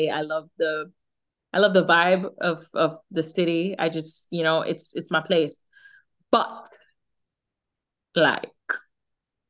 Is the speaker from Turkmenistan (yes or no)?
no; Jamaica; accent: Jamaican; my Jamaican accent